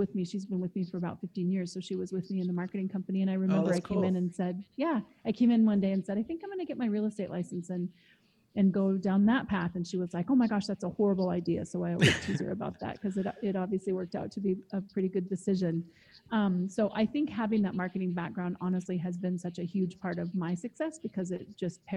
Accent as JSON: {"language": "English", "region": "Eastern Washington", "country": "United States", "tie": "born or raised there", "said": "I grew up in Eastern Washington, which also borders Osoyoos."}